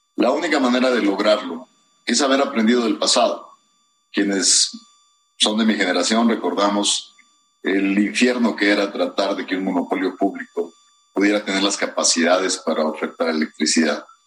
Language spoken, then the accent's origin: Spanish; Mexico